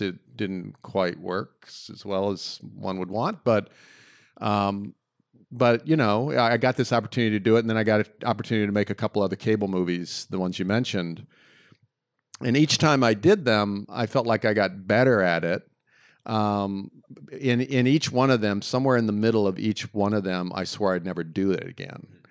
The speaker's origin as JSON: {"language": "English", "town": "Hampton", "region": "Virginia", "country": "United States", "tie": "born or raised there", "moved": "yes", "said": "I grew up in Hampton, Virginia"}